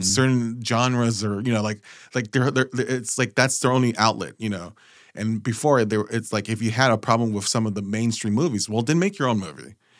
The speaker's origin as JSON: {"language": "English", "region": "West Coast", "country": "United States", "said": "we're from the West Coast"}